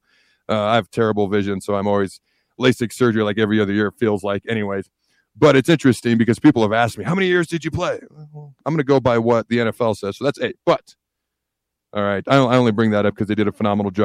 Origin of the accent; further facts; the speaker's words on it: Washington, United States; also born or lived in Hastings, Nebraska; I was born in Hastings, moved to the state of Washington when I was three, grew up in the state of Washington.